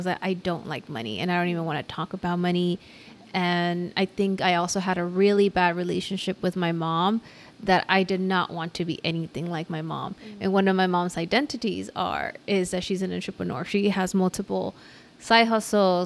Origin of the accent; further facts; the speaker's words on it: Los Angeles, California, United States; I'm from South